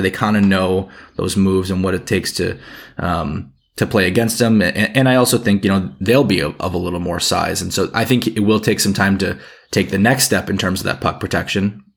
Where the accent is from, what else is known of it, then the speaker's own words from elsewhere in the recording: United States; as an American